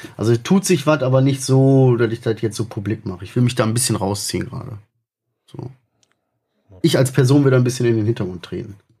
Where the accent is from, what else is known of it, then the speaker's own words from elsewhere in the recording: Germany; Wir sind Deutsche